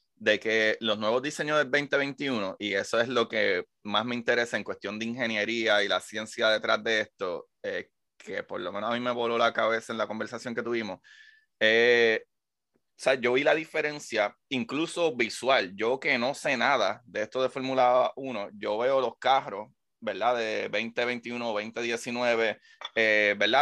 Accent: Puerto Rico; como puertorriqueño

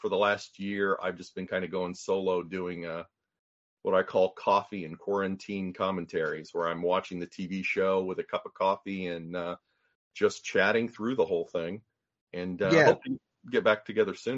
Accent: Tulsa, Oklahoma, United States; I grew up in Tulsa, Oklahoma, and I was born in 1970

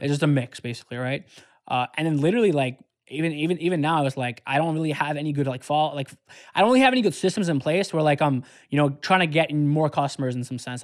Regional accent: Detroit, Michigan, United States; I was from Detroit

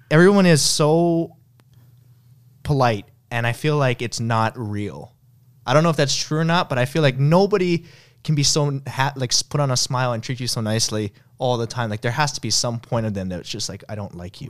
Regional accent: United States; I'm an American

